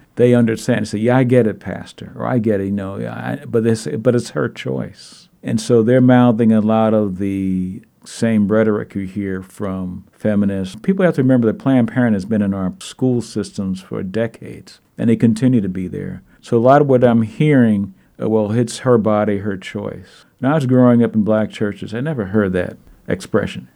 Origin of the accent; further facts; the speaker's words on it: New York City, New York, United States; also born or lived in Minneapolis suburb, Minnesota; now in Minneapolis area, United States; I'm from Brooklyn, New York. I remember the riots, sixty-eight